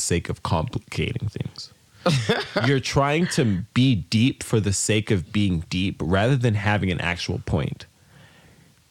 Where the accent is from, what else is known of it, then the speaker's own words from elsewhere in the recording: United States; we're Nigerian-American. We were born in America, but the blood in our veins is very Niger